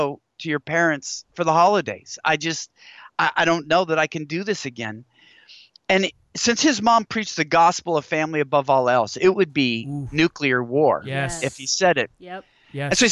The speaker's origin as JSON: {"language": "English", "region": "Washington", "country": "United States", "tie": "born or raised there", "said": "Growing up in Washington State"}